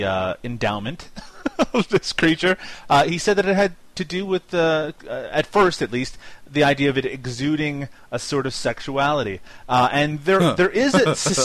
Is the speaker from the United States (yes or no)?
no; Canada; accent: Canadian; my Canadian accent